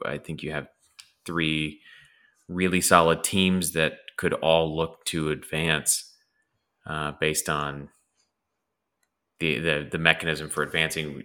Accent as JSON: {"language": "English", "town": "Los Angeles", "region": "California", "country": "United States", "tie": "born or raised there", "also_born_or_lived": "Cleveland", "moved": "yes", "said": "I grew up in Los Angeles"}